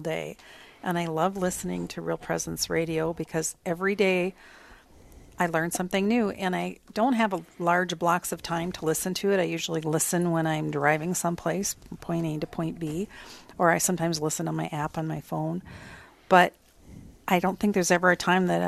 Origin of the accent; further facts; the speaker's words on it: Rapid City, South Dakota, United States; also born or lived in Brookings, South Dakota; Went away to college to Brookings, became a pharmacist, and moved back to Rapid City, and that's where I've been ever since